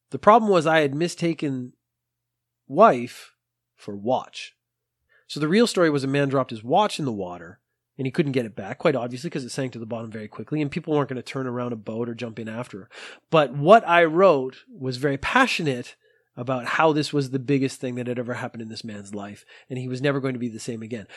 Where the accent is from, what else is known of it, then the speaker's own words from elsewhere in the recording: Canada; moved away as an adult; now in Japan; Now I am Canadian, so I have studied French. I studied French in school